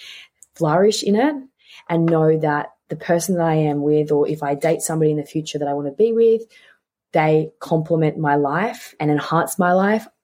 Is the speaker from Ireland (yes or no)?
no; Tasmania, Australia; moved away as an adult; also born or lived in Melbourne; I grew up in Tasmania, and I grew up there and I lived there for about 15 years of my life. Because I was born in Melbourne, but I moved